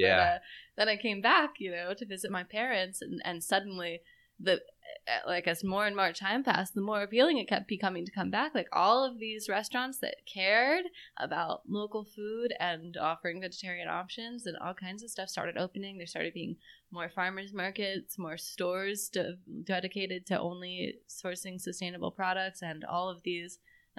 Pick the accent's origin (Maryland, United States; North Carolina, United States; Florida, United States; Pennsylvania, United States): Pennsylvania, United States; Philadelphia; growing up in Philly